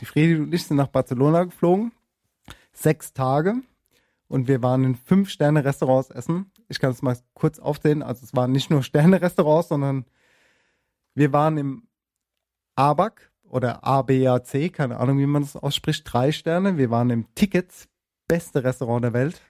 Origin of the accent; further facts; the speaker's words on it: Germany; also born or lived in Spain; ich bin Deutsch und kann kein Spanisch, aber habe auch, hab auch in Spanien gelebt